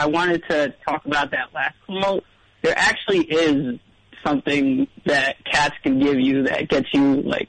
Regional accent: Long Island, New York, United States; I'm from New York.

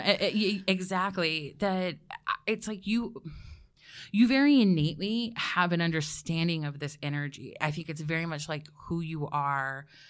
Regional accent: Georgia, United States; I'm from Georgia.

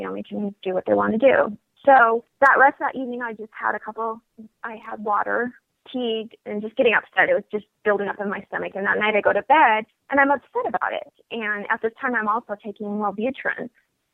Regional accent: Denver, Colorado, United States; also born or lived in Washington State / Hawaii; now in Bloomington, United States; I am originally from Denver, Colorado. That is my hometown

